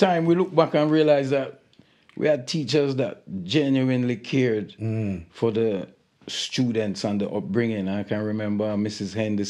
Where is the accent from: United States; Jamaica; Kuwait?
Jamaica; born or raised there; also born or lived in London, United Kingdom / Hackney, London / Ethiopia; now in South Africa